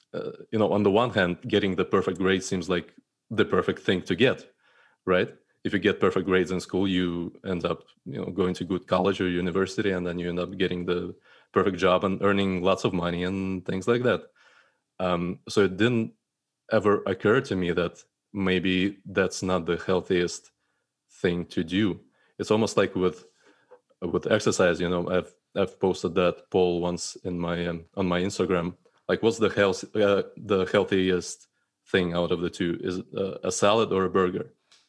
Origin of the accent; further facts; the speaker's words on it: Russia; So starting from, you know, my upbringing and growing up in Russia, I think my perfectionism and troubles with that started back in school